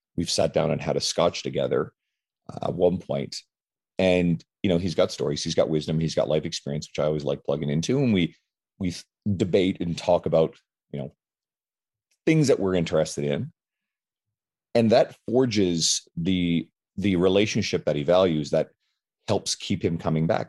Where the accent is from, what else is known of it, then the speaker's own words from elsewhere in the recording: St. John's, Newfoundland and Labrador, Canada; now in Edmonton, Canada; I'm from um, originally from the east coast of Canada, St. John's, Newfoundland, but I live in Edmonton, Alberta